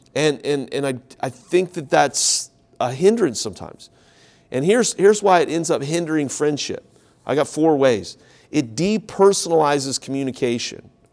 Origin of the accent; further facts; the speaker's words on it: Ohio, United States; now in South Carolina, United States; I grew up in Ohio. I'm here now in South Carolina.